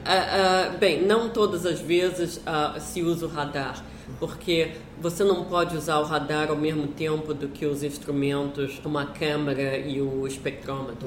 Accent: Brazil; moved away; na época que eu saí do Brasil

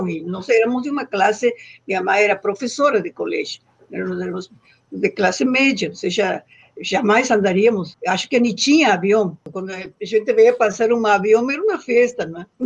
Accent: Loreto, Santiago del Estero, Argentina; born there; pequena, bem no interior do norte da Argentina, é um estado que se chama Santiago del Estero e a cidade onde eu nasci se chama Loreto.

